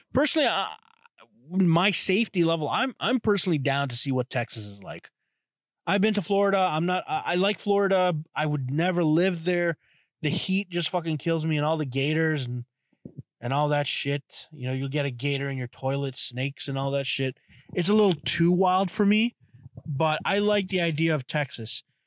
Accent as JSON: {"language": "English", "country": "Canada", "said": "I am from Canada"}